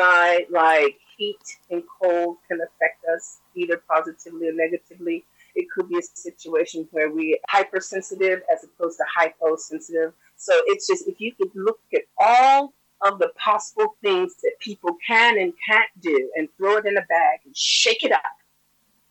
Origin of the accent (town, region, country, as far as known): United States; born or raised there